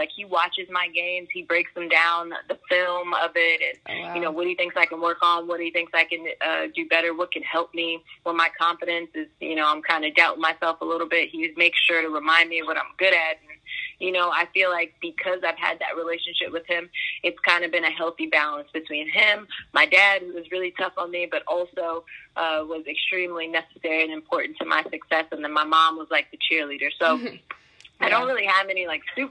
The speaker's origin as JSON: {"language": "English", "town": "Fairfax", "region": "Virginia", "country": "United States", "tie": "born or raised there", "said": "I'm from Virginia, mm-hmm. Northern Virginia is home for me. I grew up in Fairfax"}